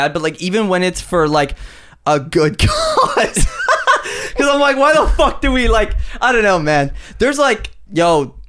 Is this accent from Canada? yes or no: yes; Vancouver, British Columbia, Canada; we're from Vancouver, where no black people live.